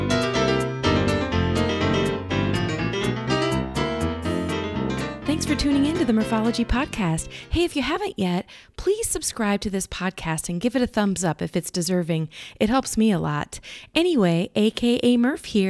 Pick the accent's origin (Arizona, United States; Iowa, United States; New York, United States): Iowa, United States; I'm from Iowa